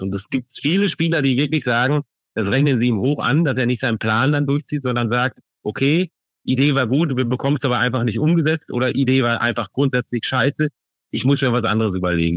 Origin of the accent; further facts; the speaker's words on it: Münster, North Rhine-Westphalia, Germany; als Münsteraner